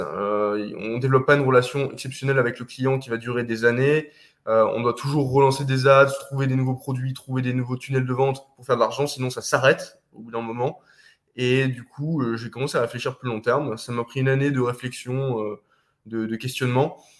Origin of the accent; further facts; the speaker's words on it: France; moved away as an adult; also born or lived in Eastern Europe; je suis parti de France 13 jours après mes 18 ans. Je suis parti en Europe de l'Est